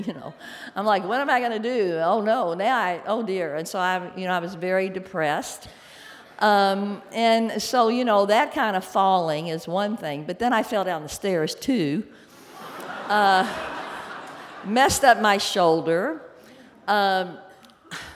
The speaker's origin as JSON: {"language": "English", "town": "Louisville", "region": "Kentucky", "country": "United States", "tie": "born or raised there", "said": "I grew up in Louisville, Kentucky"}